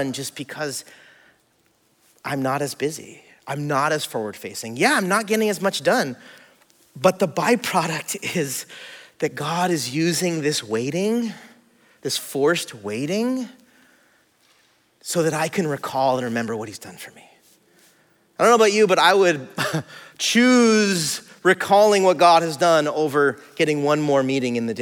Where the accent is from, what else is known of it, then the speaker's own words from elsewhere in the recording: California, United States; also born or lived in Hawaii; I'm from California, I'm from here.